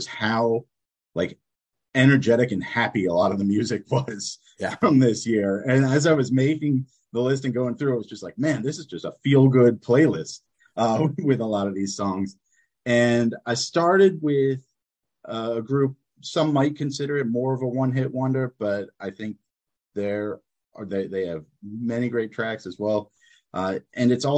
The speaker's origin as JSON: {"language": "English", "region": "New Jersey", "country": "United States", "moved": "yes", "lives_now": "Hanoi, Vietnam", "said": "from New Jersey, currently in Hanoi, Vietnam"}